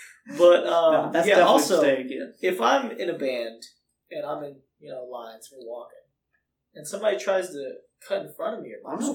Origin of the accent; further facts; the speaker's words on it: Georgia, United States; I'm from Georgia.